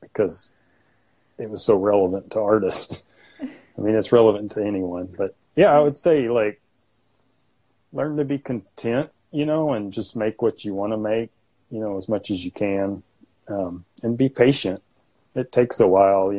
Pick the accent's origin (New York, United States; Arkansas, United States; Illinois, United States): Arkansas, United States; my hometown here.